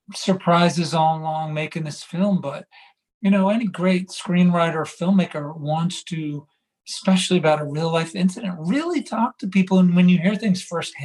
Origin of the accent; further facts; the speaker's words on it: United States; we as American men